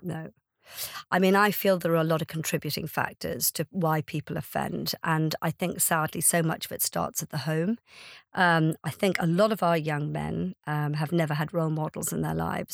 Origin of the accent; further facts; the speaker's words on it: Ireland; now in United Kingdom; I'm Irish